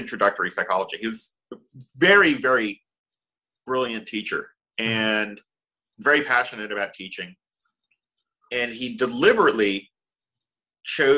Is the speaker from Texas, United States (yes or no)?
yes; Dallas, Texas, United States; also born or lived in Austin, Texas; We grew up in Dallas, Texas. We were born in Dallas